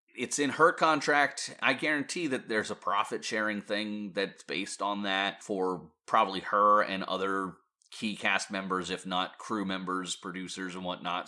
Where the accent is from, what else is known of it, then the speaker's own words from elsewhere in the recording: Pennsylvania, United States; I come from Pennsylvania